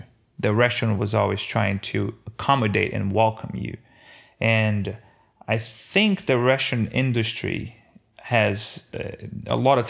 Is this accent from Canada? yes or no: no; Brazil; now in United States; Every day growing up in Brazil, we had simple meals done right.